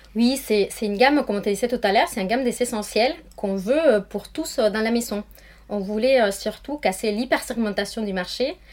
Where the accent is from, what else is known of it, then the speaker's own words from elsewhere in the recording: Argentina; accent: Argentine; French is a second language; moved away; je suis euh, argentine, d'où mon petit accent qui vient du sud